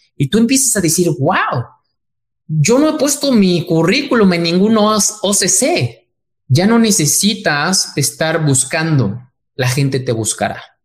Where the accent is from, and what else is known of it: Mexico